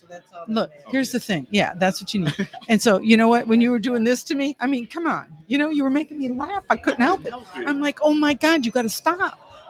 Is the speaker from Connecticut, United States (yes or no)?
no; Wisconsin Rapids, Wisconsin, United States; I came from Wisconsin Rapids area, which is crazy.